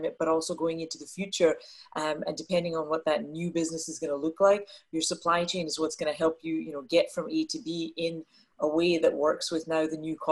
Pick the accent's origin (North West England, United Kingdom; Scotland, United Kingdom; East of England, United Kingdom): Scotland, United Kingdom; moved away as an adult; now in Dallas, United States; I was born and brought up in Scotland, which is a little bit of the accent that you will hear as we have our conversation